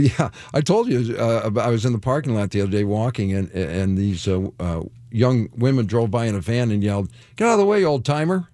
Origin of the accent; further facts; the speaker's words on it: Detroit, Michigan, United States; I'm from Detroit